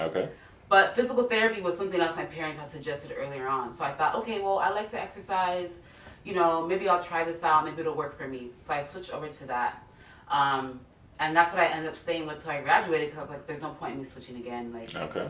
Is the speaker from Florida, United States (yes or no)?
no; Columbus, Ohio, United States; born and raised in Columbus, Ohio